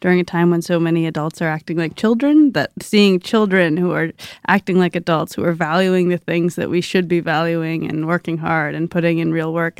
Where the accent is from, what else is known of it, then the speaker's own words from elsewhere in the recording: Wisconsin, United States; I'm from Wisconsin.